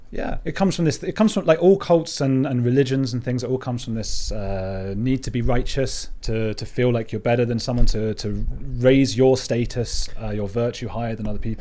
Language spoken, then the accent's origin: English; United Kingdom; I am a British, as you can hear, journalist